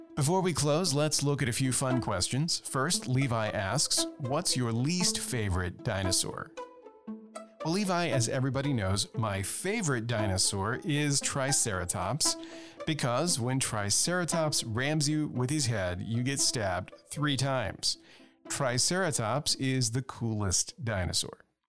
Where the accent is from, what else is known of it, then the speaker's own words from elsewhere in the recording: Louisiana, United States; I come from Louisiana, where there are constant hurricanes and floods